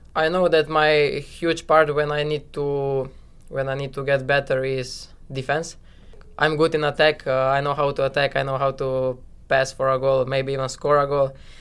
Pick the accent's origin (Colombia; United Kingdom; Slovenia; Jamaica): Slovenia; now in New York, United States; I'm from Slovenia